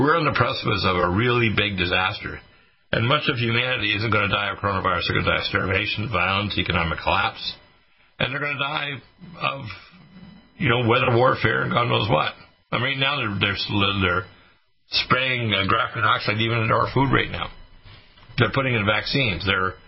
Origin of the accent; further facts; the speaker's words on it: Detroit, Michigan, United States; I was born in Detroit